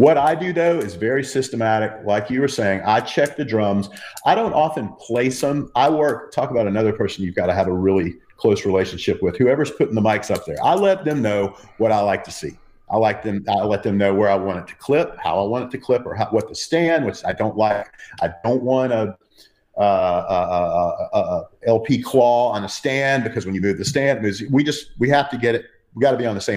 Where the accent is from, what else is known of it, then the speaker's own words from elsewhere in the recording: Athens, Georgia, United States; my hometown of Athens, Georgia